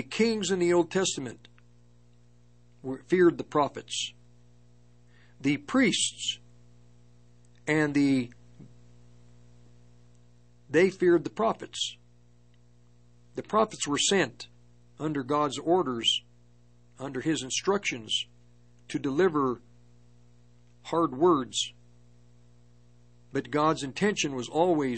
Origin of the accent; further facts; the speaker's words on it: Longmont, Colorado, United States; moved away as an adult; also born or lived in Berkeley, California; I grew up in the Longmont area